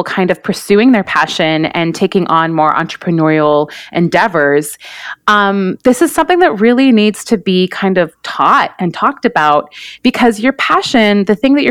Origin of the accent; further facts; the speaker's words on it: Vancouver, British Columbia, Canada; moved away as an adult; now in New York City, United States; I am based in New York City. I'm originally though from Vancouver, Canada, and I moved to New York about 14 years ago